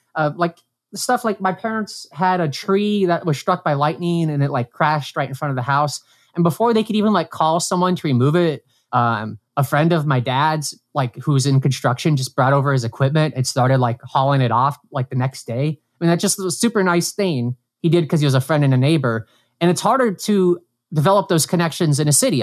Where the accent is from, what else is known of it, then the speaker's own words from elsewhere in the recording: Brainard, Nebraska, United States; now in New York, United States; my hometown, like, Brainerd